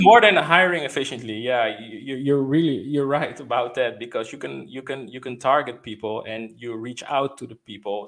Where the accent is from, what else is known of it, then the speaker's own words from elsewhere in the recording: Netherlands; I'm from the Netherlands